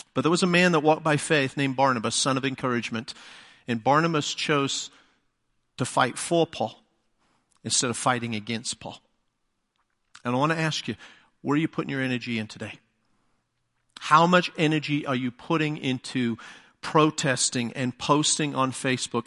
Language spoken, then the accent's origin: English; England, United Kingdom; first language English; moved away as an adult; now in United States; being English